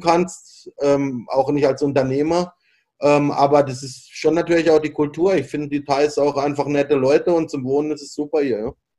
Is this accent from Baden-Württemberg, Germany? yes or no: yes; Freiburg, Baden-Württemberg, Germany; moved away as an adult; also born or lived in Hong Kong / Hanoi, Vietnam / Augsburg; now in Bangkok, Thailand; ich komme halt aus, halt aus Freiburg, ist eine schöne kleine Stadt, da fahre ich ja heute noch gerne hin